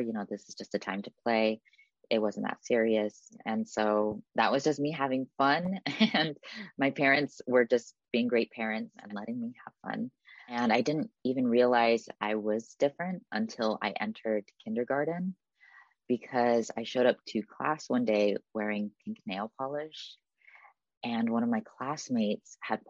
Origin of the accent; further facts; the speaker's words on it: Newark, California, United States; lived in my hometown of Newark, California